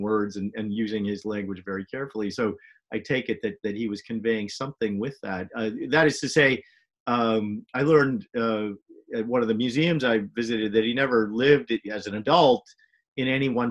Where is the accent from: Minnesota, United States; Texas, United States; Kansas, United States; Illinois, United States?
Minnesota, United States; St. Paul; moved away as an adult; also born or lived in Chicago / Providence, Rhode Island / Washington, D.C. / Boston; I grew up in St. Paul, Minnesota